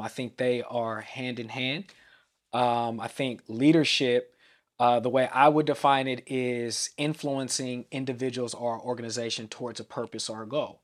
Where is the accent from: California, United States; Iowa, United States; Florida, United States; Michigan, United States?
California, United States; Vallejo; I'm from the Bay Area of Vallejo, California